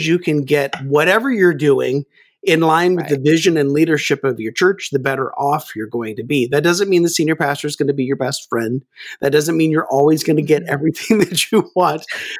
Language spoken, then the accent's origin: English; Kansas, United States; Well, actually, I grew up in Kansas, so I really have no accent.